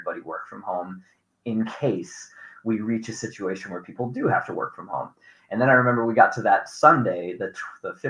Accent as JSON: {"language": "English", "region": "New York", "country": "United States", "also_born_or_lived": "New Hampshire", "moved": "yes", "lives_now": "Missoula, United States", "said": "I'm a New Yorker"}